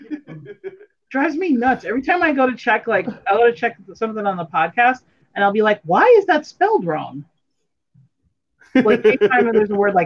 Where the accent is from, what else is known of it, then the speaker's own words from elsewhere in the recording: United States; because I'm still American